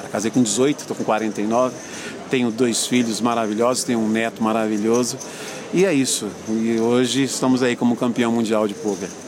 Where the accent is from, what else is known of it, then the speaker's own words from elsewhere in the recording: Anápolis, Goiás, Brazil; born there; Bom, eu nasci em Anápolis, né, uma cidade do interior de Goiás. Estou hoje com 49 anos de idade.